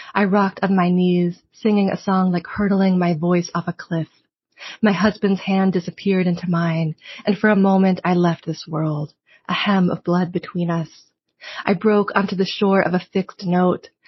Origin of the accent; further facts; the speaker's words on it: Provincetown, Massachusetts, United States; I grew up also in Provincetown, like spending kind of like half my year there as a kid.